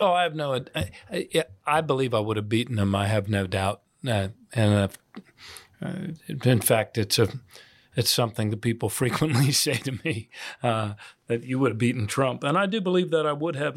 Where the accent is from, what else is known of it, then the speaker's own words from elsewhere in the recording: United States; as an American in Ireland.